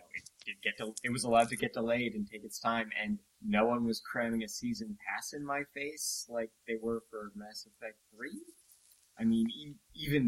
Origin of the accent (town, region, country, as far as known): Canada; born or raised there